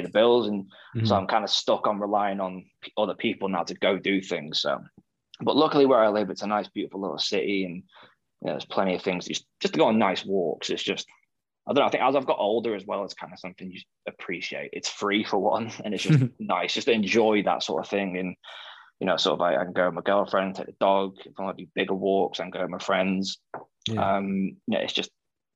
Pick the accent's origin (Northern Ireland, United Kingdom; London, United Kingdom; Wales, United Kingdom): Wales, United Kingdom; North; I grew up in a small town in North Wales